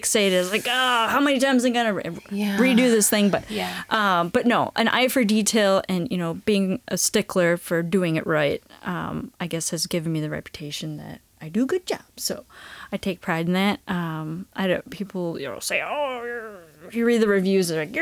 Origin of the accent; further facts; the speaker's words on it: Wisconsin, United States; moved away as an adult; also born or lived in Sheboygan, Wisconsin; now in Rochester, United States; Yeah, I'm originally from Wisconsin. I've kind of moved in a couple of places in Wisconsin, but when I moved to Rochester, I was living in Sheboygan, Wisconsin.